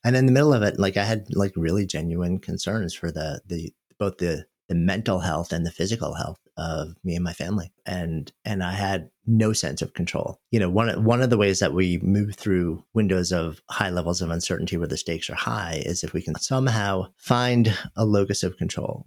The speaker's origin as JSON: {"language": "English", "region": "New York", "country": "United States", "tie": "born or raised there", "moved": "as an adult", "lives_now": "Boulder, United States", "said": "I grew up just outside of New York and lived in the city for my entire adult life for thirty years"}